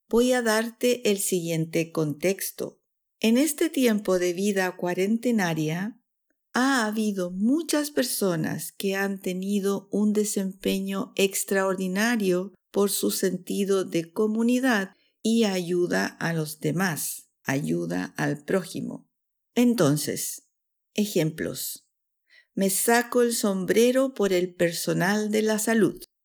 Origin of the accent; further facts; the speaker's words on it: Chile; now in Switzerland; chilena, profesora de español para extranjeros en Suiza